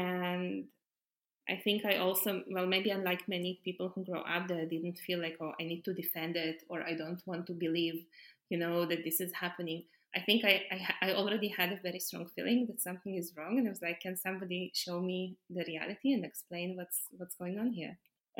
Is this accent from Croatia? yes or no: no; Haifa, Haifa District, Israel; I moved from Haifa to Tel Aviv. And of course, I had no idea that Haifa is a Palestinian city.